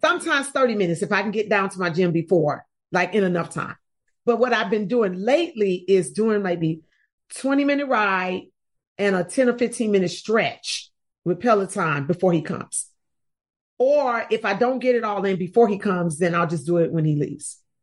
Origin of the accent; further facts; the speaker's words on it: Chicago, Illinois, United States; now in Atlanta, United States; I'm from Chicago originally. I live in Atlanta, Georgia, but I'm from Chicago, and that's what I grew up doing, jumping double dutch.